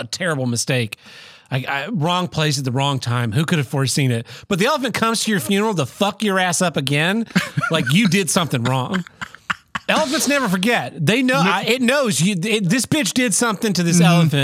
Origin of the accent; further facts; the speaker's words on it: Oklahoma, United States; I'm not from Oklahoma anymore